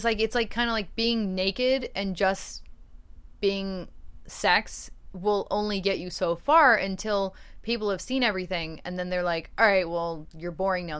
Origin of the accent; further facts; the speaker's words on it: Portland, Oregon, United States; I'm from Portland.